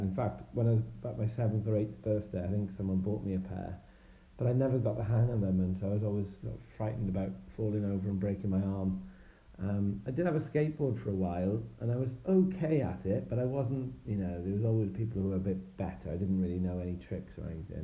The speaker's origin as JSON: {"language": "English", "region": "Wales", "country": "United Kingdom", "moved": "yes", "lives_now": "Bath, United Kingdom", "said": "I'm originally from Wales, but uh, these days I live in uh, in Bath, the um, World Heritage City in Somerset"}